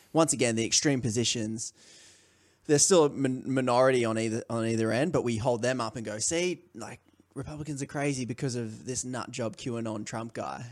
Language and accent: English; Australia; I'm from Australia